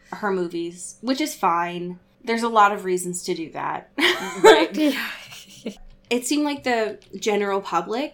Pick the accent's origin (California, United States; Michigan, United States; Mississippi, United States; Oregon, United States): Oregon, United States; my home state of Oregon